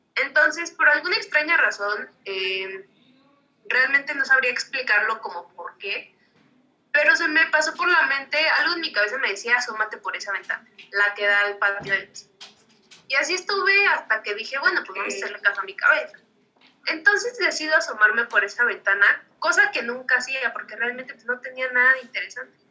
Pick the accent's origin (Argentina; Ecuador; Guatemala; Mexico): Mexico; para nosotros como mexicanos